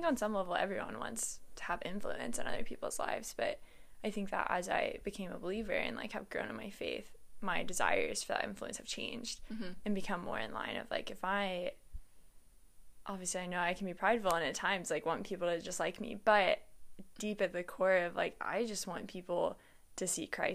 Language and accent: English; Nashville, Tennessee, United States; I'm from Nashville.